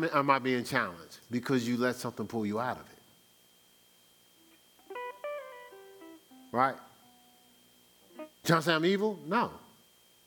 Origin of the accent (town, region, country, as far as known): New Jersey, United States; born or raised there; moved away as an adult; now in Columbus, United States